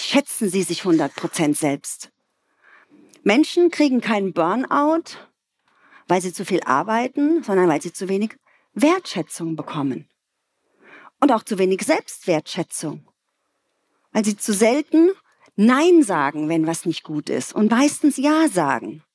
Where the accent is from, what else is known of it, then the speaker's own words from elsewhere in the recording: Ludwigshafen, Rhineland-Palatinate, Germany; Ich komme aus einer Arbeiterfamilie aus Ludwigshafen